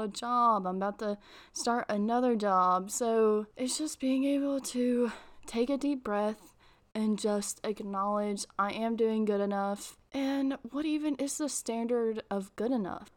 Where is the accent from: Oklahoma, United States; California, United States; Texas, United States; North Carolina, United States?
North Carolina, United States; I'm from North Carolina